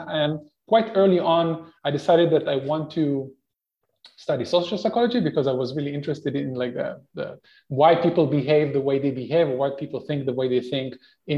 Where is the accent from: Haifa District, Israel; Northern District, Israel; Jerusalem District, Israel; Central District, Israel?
Central District, Israel; Netanya; I grew up in Netanya, which is a medium-sized coastal city in Israel.